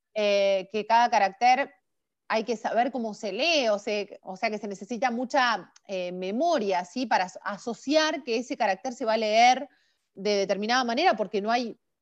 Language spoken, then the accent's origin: Spanish; Chacabuco, Buenos Aires Province, Argentina; moved away as an adult; also born or lived in La Plata, Argentina; now in Beijing, China; Yo nací en Chacabuco, provincia de Buenos Aires. Eh, de cualquier forma, mis últimos años los viví en la ciudad de La Plata